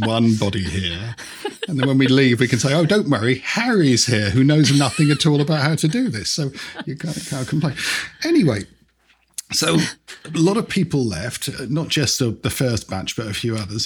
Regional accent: London, United Kingdom; also born or lived in British Guiana; I grew up in the UK.

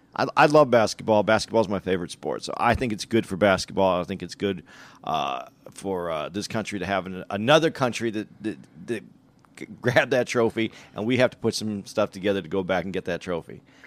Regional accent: Tucson, Arizona, United States; when I grew up in Arizona, when I grew up in Tucson

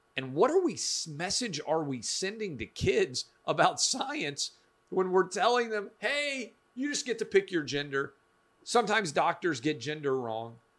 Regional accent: Nashville, Tennessee, United States; born and raised in Nashville, public school, K through twelve

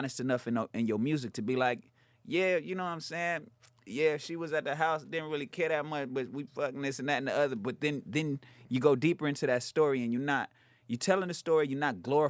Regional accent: West Coast, United States; I'm from the West.

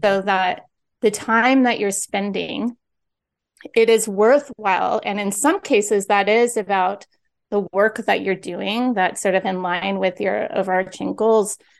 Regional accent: San Diego, California, United States; also born or lived in Philadelphia; now in Los Angeles, United States; I'm from San Diego

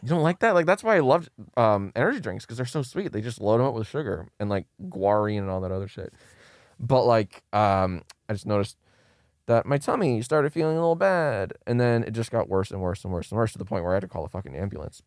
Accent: Maryland, United States; moved away as an adult; now in Los Angeles, United States; I'm from Maryland, and I moved out here, uh, to L

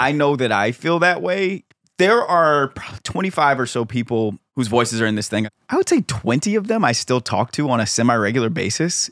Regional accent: Silver Spring, Maryland, United States; I grew up in Silver Spring, Maryland

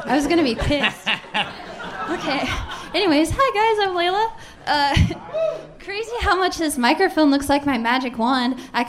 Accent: Dayton, Ohio, United States; now in Columbus, United States; I was born and raised in Dayton, Ohio.

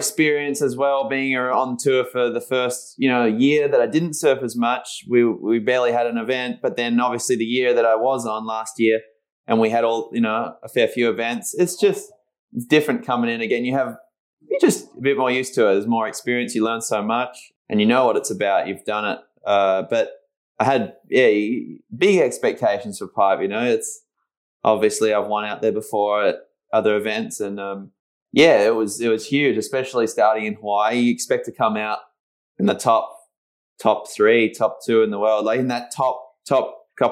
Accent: Margaret River, Western Australia, Australia; I'm in the same place where we did it last year, back in my hometown

